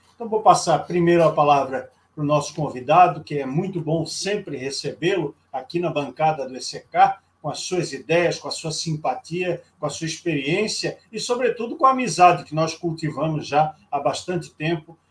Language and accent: Portuguese; Rio de Janeiro, Brazil; moved away; no Rio de Janeiro, minha terra natal